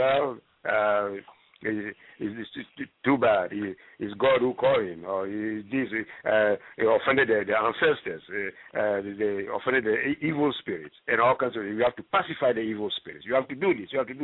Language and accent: English; Libreville, Estuaire, Gabon; moved away; also born or lived in Ghana; I'm originally from Libreville, Gabon. You know, and that is where I started life